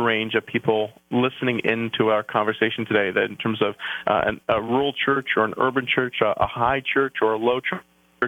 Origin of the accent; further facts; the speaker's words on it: Canada; accent: outs and abouts; moved away as an adult; now in New Jersey, United States; I'm a Canadian